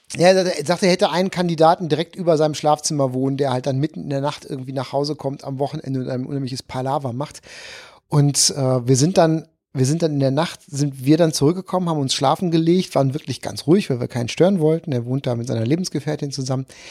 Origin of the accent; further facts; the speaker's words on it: Issum, North Rhine-Westphalia, Germany; moved away as an adult; also born or lived in Kamp-Lintfort; now in Cologne, Germany; Ich bin äh, Niederrheiner ursprünglich geboren in Kamblinfort, Weltstadt Kamblinfort